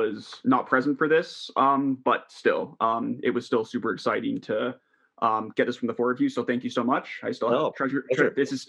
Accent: Kingston, Ontario, Canada; I'm actually from Kingston. I went to school here

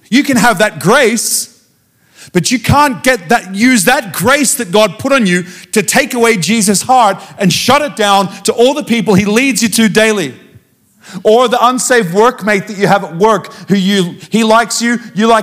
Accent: Australia; I come from Australia.

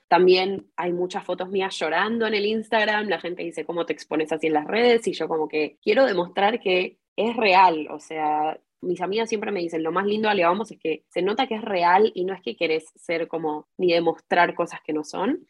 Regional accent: Buenos Aires, Argentina; moved away as an adult; also born or lived in Santiago, Chile; now in Ramat Gan, Israel; yo nací en Chile y fui al Instituto Hebreo hasta los 11, mm, o sea, en Santiago, y después me mudé a Buenos Aires y fui a Buber hasta que terminé el secundario.

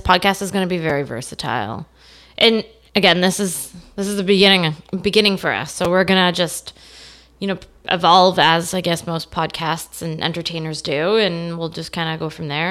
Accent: Stouffville, Ontario, Canada; I grew up in Stovall, Ontario, uh, north of Toronto

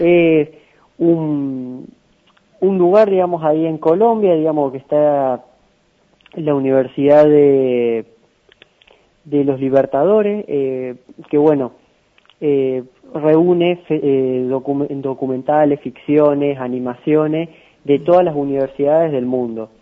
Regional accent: San Francisco, Córdoba, Argentina; also born or lived in Villa María; Soy de San Francisco, pero bueno, estudio allá en Villa María

